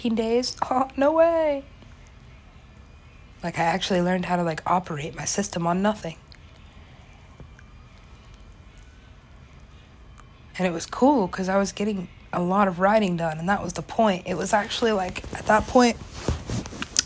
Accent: Los Angeles, California, United States; moved away as an adult; now in New York City, United States; that's pretty much my hometown. I wasn't born there, but I was halfway raised there. I was potty trained there. Went to college there. L.A.

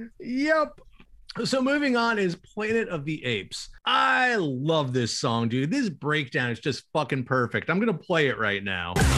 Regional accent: Winston-Salem, North Carolina, United States; my hometown of Winston-Salem

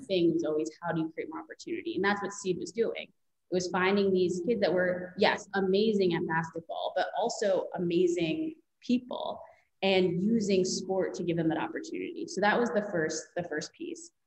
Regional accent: Long Island, New York, United States; I grew up on Long Island

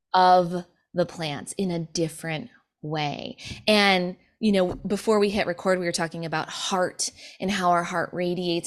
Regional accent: Sioux City, Iowa, United States; moved away; We grew up in Sioux City, Iowa

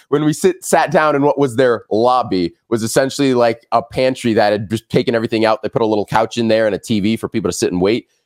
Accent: Los Angeles, California, United States; I'm born and raised in Los Angeles.

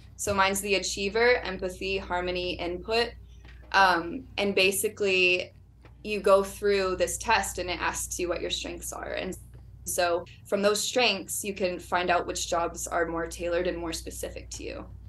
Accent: Orlando, Florida, United States; moved away as an adult; I was born and raised in Orlando

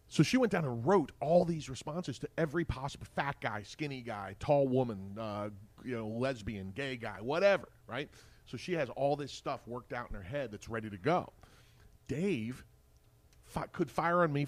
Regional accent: Lancaster, Pennsylvania, United States; my hometown of Lancaster

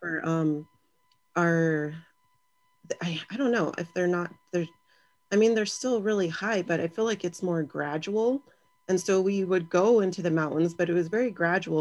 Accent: Victorville, California, United States; I'm from Southern California. I grew up in Victorville

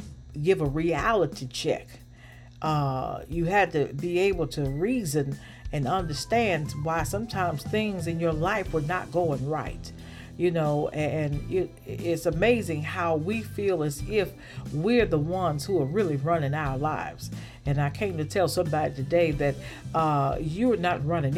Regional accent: the South, United States; growing up in the South and at my grandmother's church

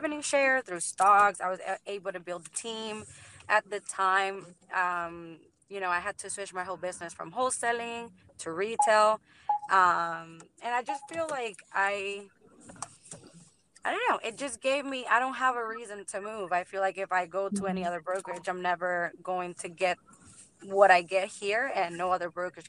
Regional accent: Puerto Rico; now in Orlando, United States; Originally from Puerto Rico

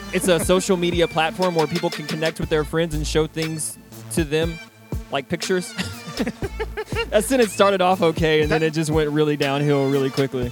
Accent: Texas, United States; I'm fucking Texan

